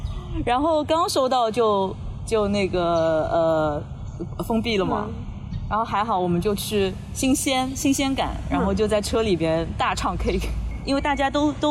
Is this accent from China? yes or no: yes; Shanghai, China; 所以我很爱我的城市的，其实，然后也很自豪我是呃出生在上海，然后长大在上海，就是很爱这个城市嘛。